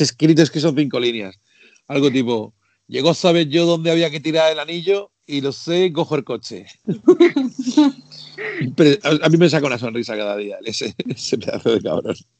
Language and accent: Spanish; Region of Murcia, Spain; now in Madrid, Spain; Aunque vivo en Madrid, como bajo a Murcia, que es mi tierra natal